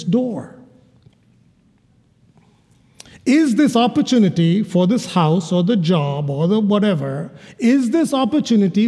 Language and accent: English; Kerala, India; moved away; into India, to my home state, about 25 miles from where I was born